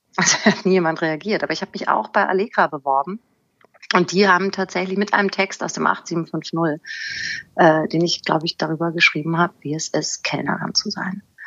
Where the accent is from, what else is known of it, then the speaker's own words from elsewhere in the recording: Germany; moved away as an adult; also born or lived in Hanau; now in Hamburg, Germany; ich bin in Hanau geboren und im Spessart aufgewachsen. 1996 nach Hamburg gezogen